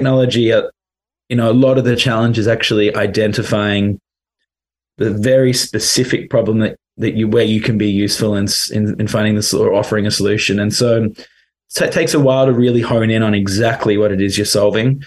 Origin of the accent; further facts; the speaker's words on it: London, United Kingdom; moved away; also born or lived in Australia; I'm actually from London originally.